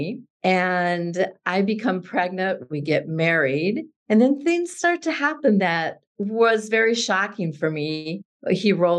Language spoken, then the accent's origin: English; South Dakota, United States; Growing up in South Dakota